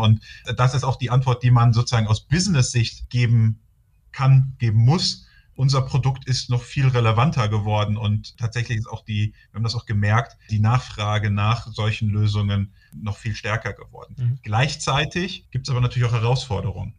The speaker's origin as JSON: {"language": "German", "region": "North Rhine-Westphalia", "country": "Germany", "said": "ich komme hier aus Nordrhein-Westfalen und bin dann in Aachen gelandet"}